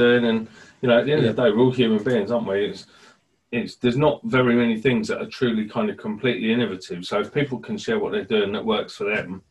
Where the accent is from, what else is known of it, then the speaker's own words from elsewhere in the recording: Birmingham, West Midlands, United Kingdom; accent: Brummie; So I'm from Birmingham originally, not that you know, because I had elocution lessons to get rid of my accent. I didn't really, but I just tell people that. I just don't talk like a Brummie, unless I talk to my mum on the phone, then I do.